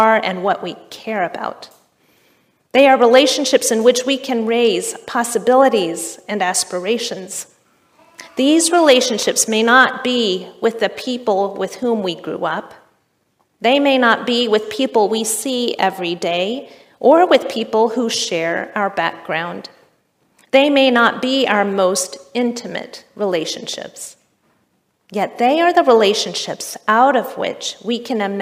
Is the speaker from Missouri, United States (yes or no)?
no; Richmond, Kentucky, United States; moved away; also born or lived in Chicago; The church where I grew up in Richmond, Kentucky